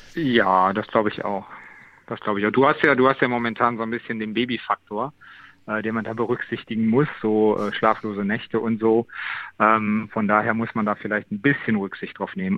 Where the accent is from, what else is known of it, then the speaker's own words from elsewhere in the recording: Wesel, North Rhine-Westphalia, Germany; in meiner Geburtsstadt